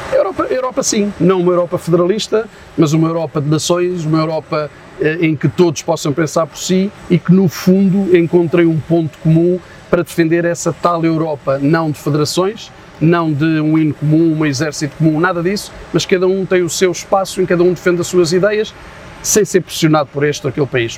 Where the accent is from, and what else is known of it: Portugal